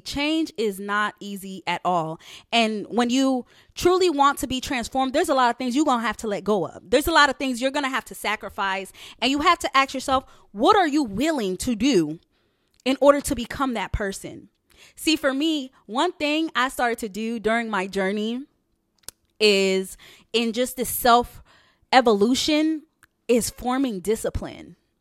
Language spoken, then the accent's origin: English; New York, United States; also born or lived in Haiti; I'm originally from New York. So, I was born in Haiti, so I'm Haitian, and I'm from New York. Um, that's all that I've known